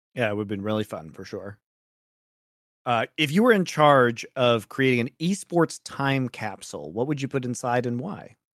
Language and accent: English; Colorado, United States; I'm from Colorado